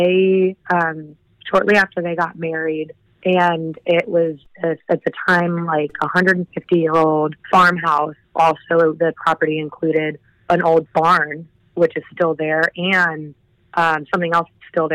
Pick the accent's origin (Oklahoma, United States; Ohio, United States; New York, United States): Ohio, United States; Cincinnati; I grew up in the Cincinnati, Ohio area